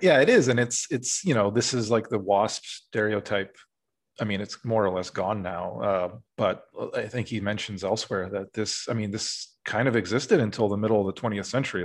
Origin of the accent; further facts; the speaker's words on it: Urbandale, Iowa, United States; moved away; I grew up in Iowa